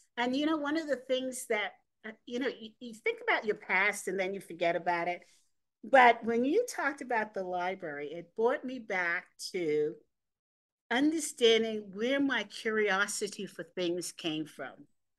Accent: New York City, New York, United States; I grew up in Manhattan.

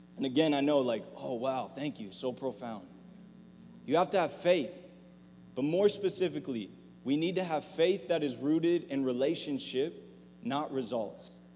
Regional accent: La Palma, California, United States; La Palma my hometown

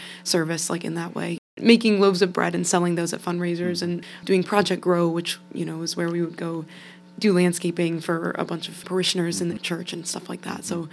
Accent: Ashtabula, Ohio, United States; also born or lived in North Canton, Ohio; I'm originally from Ashtabula, Ohio

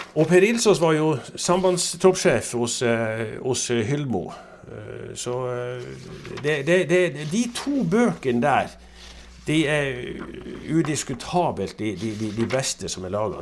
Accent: Northern Norway, Norway; Jeg er jo nordlending

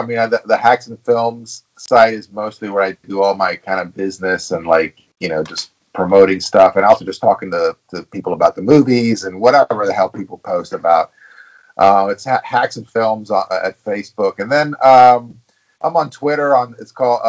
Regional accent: Cuba; moved away; I was born in Cuba

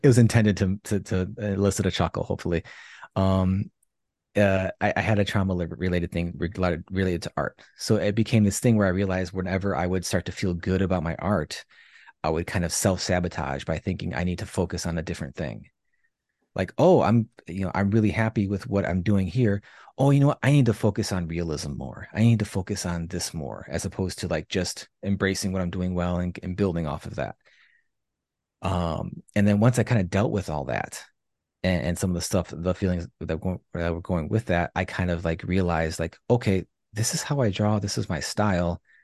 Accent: Chicago, Illinois, United States; I was born and raised in Chicago

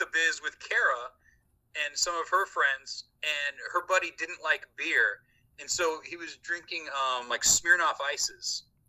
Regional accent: Bloomington, Indiana, United States; we're both from Bloomington.

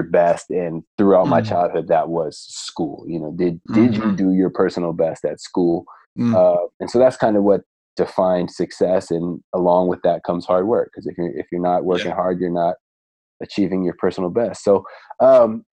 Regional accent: Stanford, California, United States; moved away as an adult; now in San Diego, United States; I grew up in the Stanford area

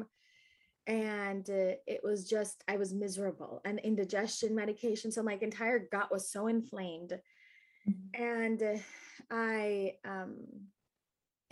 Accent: Naperville, Illinois, United States; I grew up in Naperville, Illinois

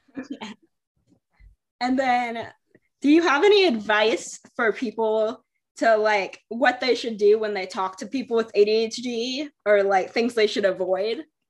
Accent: Michigan, United States; I was born in Michigan

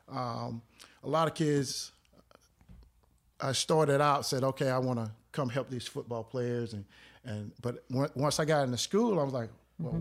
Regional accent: Clayton, North Carolina, United States; moved away as an adult; also born or lived in Greensboro, North Carolina; born and raised in Clayton, North Carolina

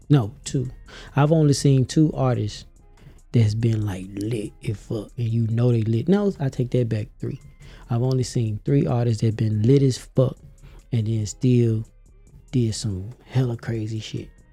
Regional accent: Memphis, Tennessee, United States; moved away as an adult; now in Atlanta, United States; I'm from Memphis, Tennessee, all day

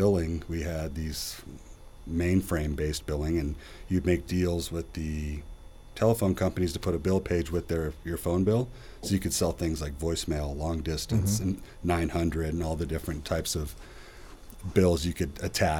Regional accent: Los Angeles, South Orange County, California, United States; I was born in Los Angeles and slowly made the journey down to South Orange County by the time I was in high school.

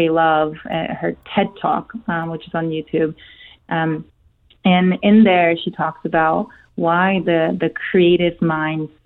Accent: South Korea; first language Korean; English is a second language; moved away; So I'm Korean. I was born in Korea. That's my native language.

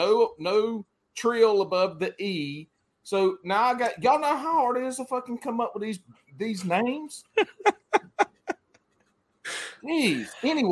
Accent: McBee, South Carolina, United States; I grew up in MacBee, South Carolina.

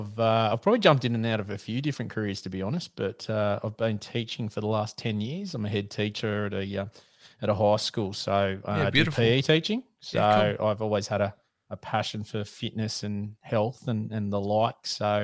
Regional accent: Sydney, New South Wales, Australia; Mate, I'm in a fantastic spot for hunting, and by that I'm being super sarcastic. I'm in Sydney. So I've always grown up here, so it's a bit of an issue in the connections to be able to hunt

